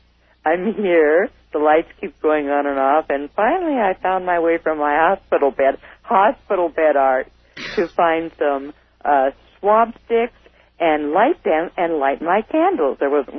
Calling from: Reading, United States; By the way, I'm calling from Reading.

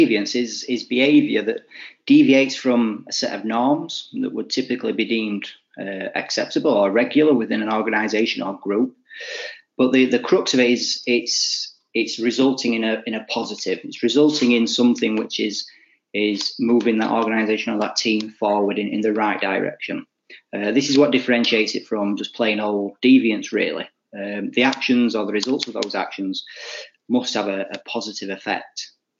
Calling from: England, United Kingdom; So I'm joining you from the UK, sunny England, which isn't so sunny at the moment, but it's not too bad.

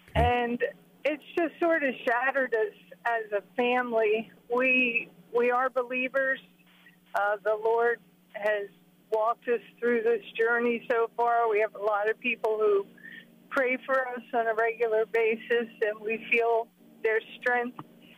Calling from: Centreville, Maryland, United States; I'm calling from Centerville, Maryland.

